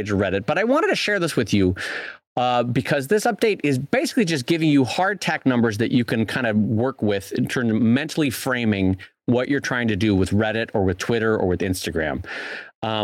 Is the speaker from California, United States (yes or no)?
yes; San Diego, California, United States; moved away; I'm from San Diego. I have San Diego family